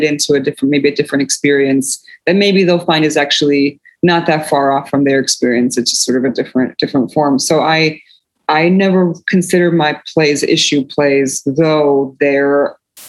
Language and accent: English; New Jersey, United States; also born or lived in Poland; when I came to America, I grew up in a largely multicultural immigrant neighborhood in working class neighborhood in North Jersey